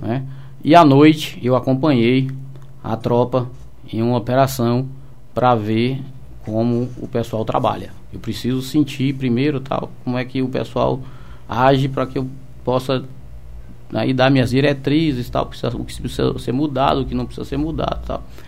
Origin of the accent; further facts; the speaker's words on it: Salvador, Bahia, Brazil; moved away as an adult; now in Seabra, Brazil; Sou natural de Salvador. É, trabalhei no interior, na cidade de Tabuna né, onde eu comandei a Companhia Especial do 15 Batalhão. Ah. E passei minha vida inteira em Salvador